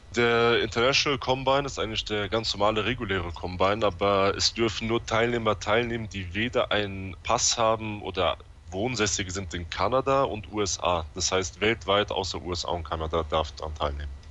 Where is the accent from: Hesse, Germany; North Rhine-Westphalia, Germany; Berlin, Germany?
Hesse, Germany; Offenbach am Main; aus dem Rhein-Main-Gebiet in Offenbach